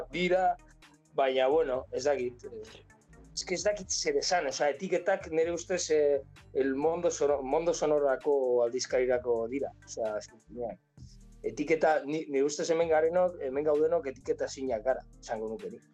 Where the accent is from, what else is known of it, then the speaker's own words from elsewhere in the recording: Pamplona, Navarre, Spain; gure gure herrian, esa iruña herrian